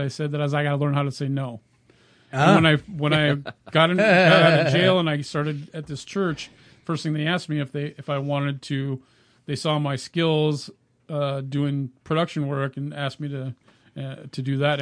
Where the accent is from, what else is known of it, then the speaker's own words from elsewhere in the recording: California, United States; moved away as an adult; also born or lived in Minnesota; now in Oregon, United States; We're originally from California